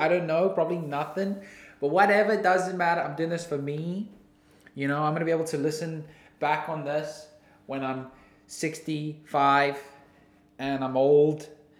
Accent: New Zealand; accent: New Zealand; I think my New Zealand accent's pretty nice.

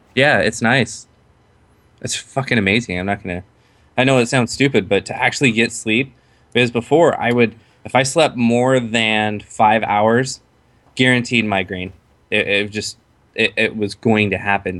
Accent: Waldport, Oregon, United States; also born or lived in Salt Lake City, Utah; I grew up on the Oregon coast in a small town called Walport.

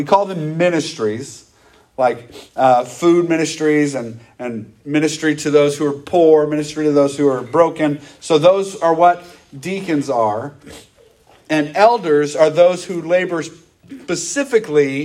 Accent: United States; we grew up in America where you had a pastor and a bunch of deacons at most churches growing up

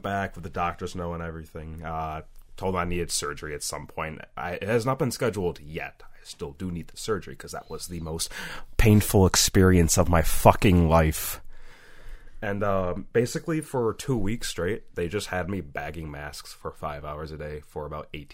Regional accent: United States; I'm American.

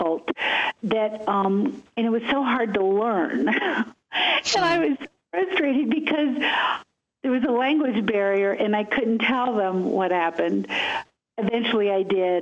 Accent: Chicago, Illinois, United States; I was born in Chicago

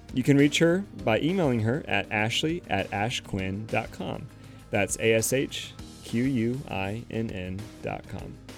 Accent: Winston-Salem, North Carolina, United States; I'm from Winston Salem

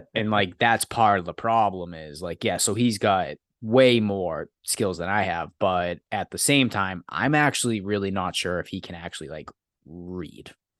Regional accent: Massachusetts, United States; I'm from Massachusetts

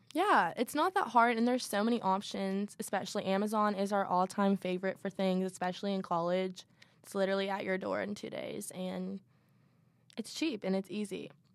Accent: Louisville, Kentucky, United States; I'm from Louisville, so go Cards. Um, born and raised in Louisville

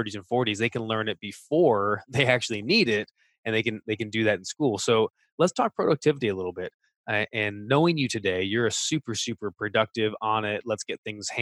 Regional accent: United States; speaking as an American

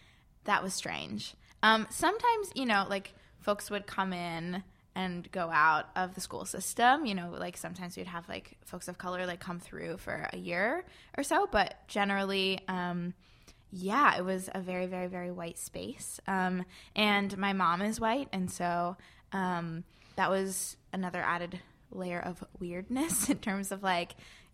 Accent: Palmer, Massachusetts, United States; I grew up in Palmer, Massachusetts.

